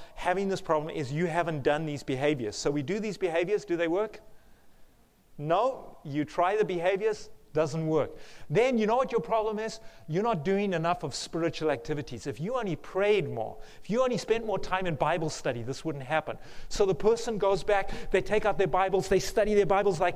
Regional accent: South Africa; accent: South African; moved away; the one campus I used to live at in South Africa. That's where my accent is from.

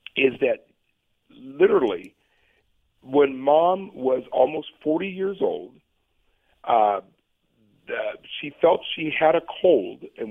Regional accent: Portland, Oregon, United States; moved away; I was born right here in Portland

